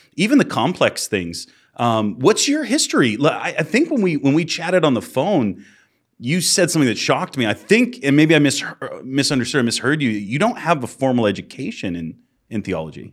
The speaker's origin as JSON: {"language": "English", "region": "Massachusetts", "country": "United States", "moved": "yes", "said": "I'm from Massachusetts originally."}